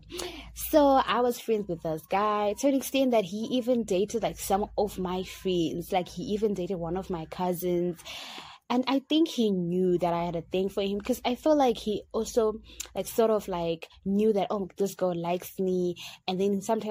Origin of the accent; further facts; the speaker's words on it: Harare, Zimbabwe; I am the girl from Harare